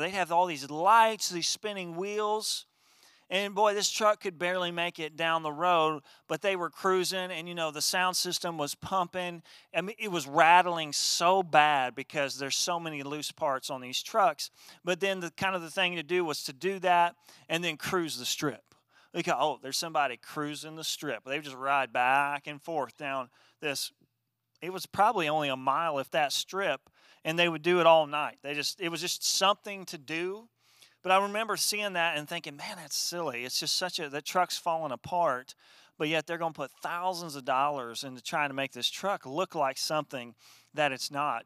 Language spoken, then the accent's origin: English; Wabash, Indiana, United States; growing up in my hometown of Wabash, Indiana